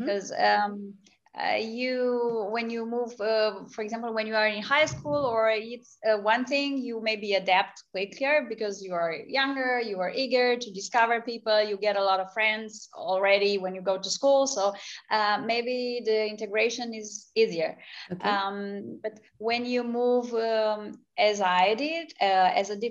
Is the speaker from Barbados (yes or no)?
no; Romania; moved away as an adult; also born or lived in United States; I was coming from Romania, which was a free country, but it had been under a communist regime for a long time before. So I had lived for the first 12 years of my life in a completely different world